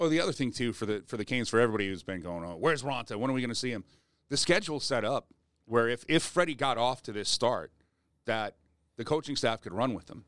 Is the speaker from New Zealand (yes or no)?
no; Edmonton, Alberta, Canada; moved away; also born or lived in Sylvan Lake; a Sylvan Lake guy growing up in Edmonton